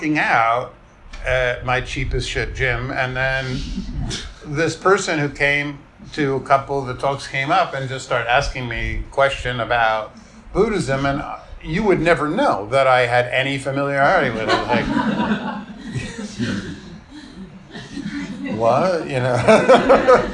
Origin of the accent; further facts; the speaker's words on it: New York, United States; I grew up in New York in, you know, I was like a teen in the late 1970s